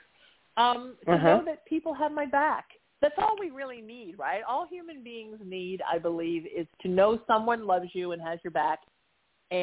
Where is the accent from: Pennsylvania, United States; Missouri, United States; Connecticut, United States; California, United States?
California, United States; Orange County; also born or lived in Surf City (Huntington Beach); where I grew up in Orange County, an hour south